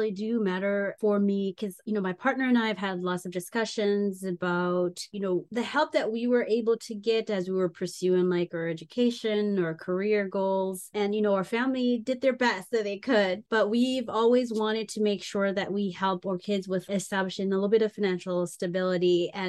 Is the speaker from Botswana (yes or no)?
no; Jamaica; moved away; I grew up in Jamaica and I grew up where a lot of family members struggled.